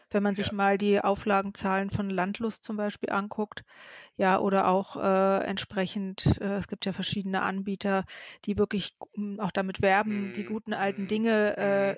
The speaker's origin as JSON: {"language": "German", "region": "Berlin", "country": "Germany", "tie": "born or raised there", "said": "ich bin in Berlin geboren, ich bin ke äh, keine der vielen Zugezogenen"}